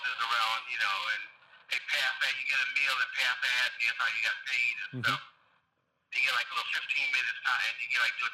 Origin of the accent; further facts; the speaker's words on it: Chicago, Illinois, United States; also born or lived in Louisville, Kentucky; I was born there. I grew up in Chicago